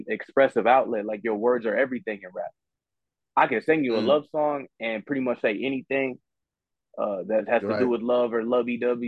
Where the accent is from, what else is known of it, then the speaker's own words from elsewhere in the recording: Parsons, Kansas, United States; I'm from southeast Kansas. I'm from Parsons, Kansas.